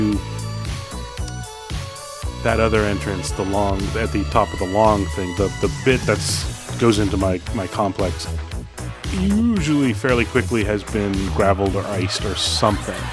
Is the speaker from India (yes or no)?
no; Canada; I'm Canadian